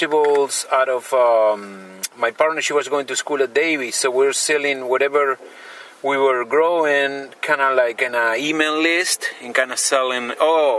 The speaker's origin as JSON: {"language": "English", "country": "Argentina", "moved": "as an adult", "lives_now": "Yolo County, United States", "said": "I'm from Argentina, and I live in Yolo County"}